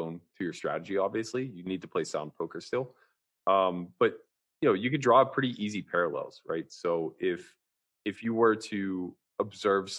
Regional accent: outside of Pittsburgh, Pennsylvania, United States; growing up outside of Pittsburgh in, a very blue collar type of city

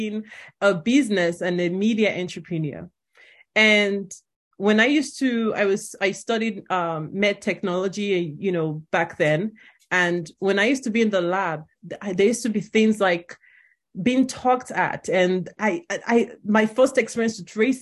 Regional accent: Nigeria; moved away as an adult; now in United States; I'm Nigerian, grew up in Nigeria, came here for college.

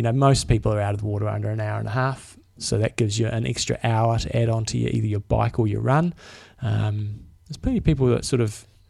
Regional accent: New Zealand; we're actually from New Zealand.

